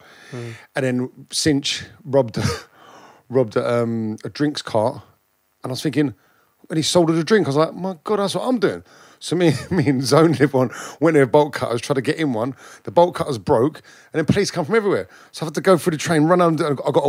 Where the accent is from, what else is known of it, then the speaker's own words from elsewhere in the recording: Clapham Junction, London, United Kingdom; Clapham Junction.